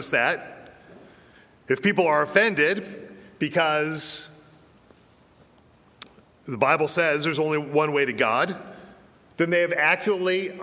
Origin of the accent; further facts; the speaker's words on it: Denver, Colorado, United States; moved away; I was born and I was raised in Denver, Colorado